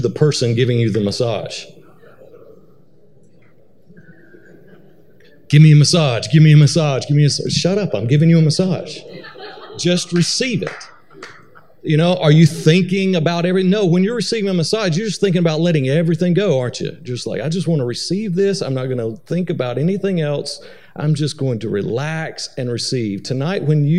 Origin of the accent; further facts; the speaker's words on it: Atlanta, Georgia, United States; moved away as an adult; now in Missouri, United States; I'm originally from Atlanta, Georgia